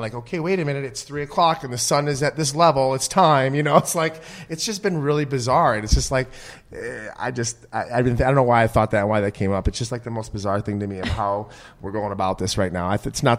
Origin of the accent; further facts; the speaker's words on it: Midwest, United States; But no, I'm from the Midwest. I can't wait to be a dad.